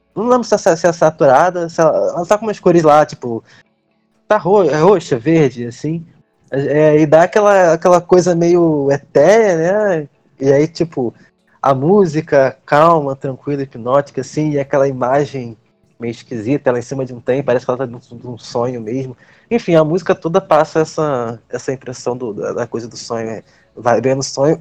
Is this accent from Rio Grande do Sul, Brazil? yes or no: no; Rio de Janeiro, Brazil; eu sou do Rio